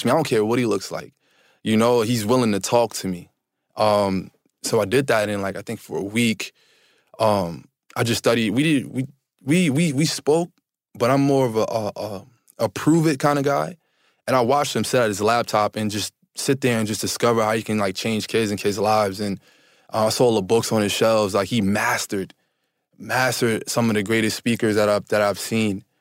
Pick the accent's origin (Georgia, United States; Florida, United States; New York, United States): New York, United States; Harlem; I'm from Polo Grounds Projects in Harlem. I thought that I lived a hard life until I met Kylan.